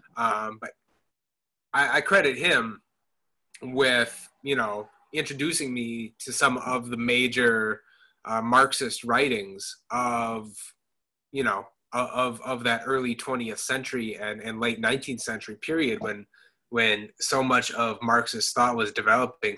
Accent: Madison, Wisconsin, United States; moved away as an adult; I grew up in Madison, Wisconsin. Um, lived there um, for first 18 years of my life.

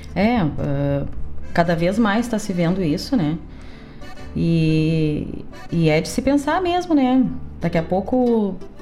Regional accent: Cachoeira do Sul, Rio Grande do Sul, Brazil; moved away as an adult; now in Porto Alegre, Brazil; Ah, sou de Cachoeira do Sul

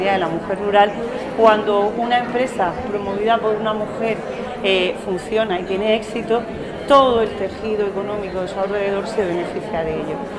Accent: Region of Murcia, Spain; nuestra identidad como murcianos

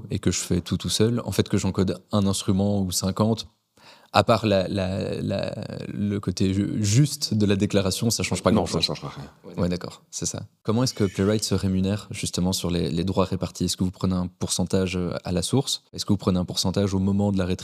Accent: Belgium; Est-ce que, en tant que Belge, on pourrait s'inscrire dans des sociétés à l'international

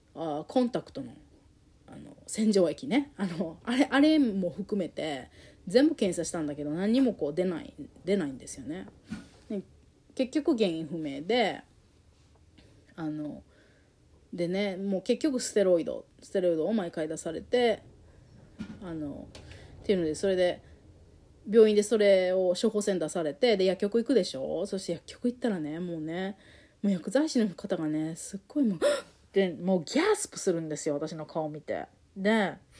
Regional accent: Japan; moved away as an adult; also born or lived in United States; 日本で実家でいる間はずっと、まあ、そういうふうなことを言われて生きてきたから私は日本私は人には受け入れられないんだっていうのを信じて18年。最初の人生の最初の18年生きてきた

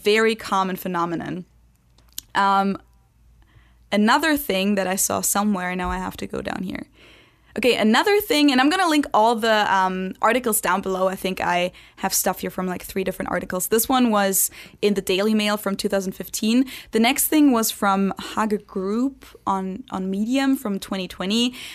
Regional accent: Germany; first language German; English is a second language; now in United States; I'm just one German out of many Germans

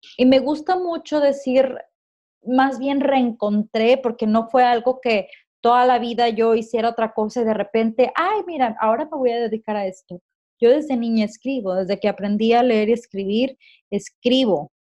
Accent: Puerto Vallarta, Jalisco, Mexico; moved away as an adult; now in Liverpool, United Kingdom; yo soy originaria de Puerto Vallarta. Tengo cuatro años y medio aproximadamente que me vine a vivir a Inglaterra, a Liverpool

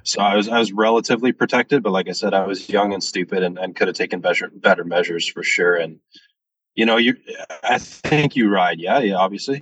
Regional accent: Washington, United States; moved away; also born or lived in Ontario; I, am from the States, I'm from Washington State

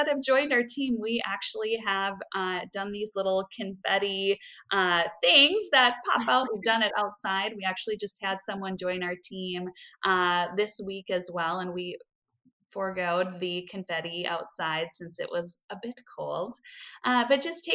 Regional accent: Midwest, United States; as a Midwesterner

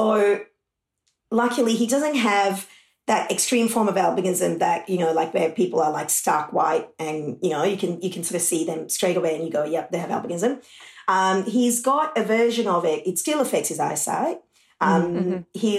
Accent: Sri Lanka; now in Australia; I grew up in Sri Lanka and that was during the war

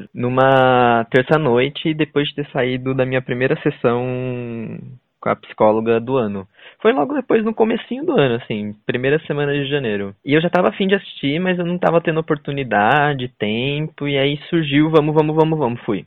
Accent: São Paulo, Brazil; accent: caipira; moved away; Nós dois que somos caipiras do interior.

